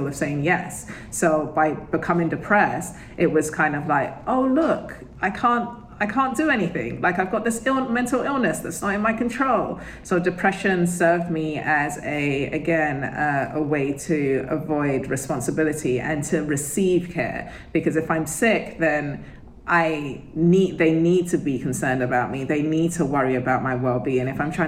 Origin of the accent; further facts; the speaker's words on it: United Kingdom; I'm British